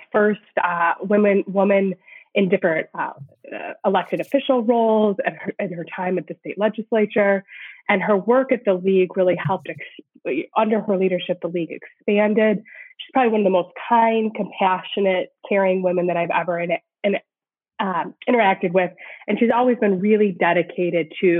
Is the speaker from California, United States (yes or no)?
no; Macomb County, Michigan, United States; also born or lived in Detroit / St. Louis / Portland, Oregon; I'm born and raised in Michigan. I grew up in Macomb County.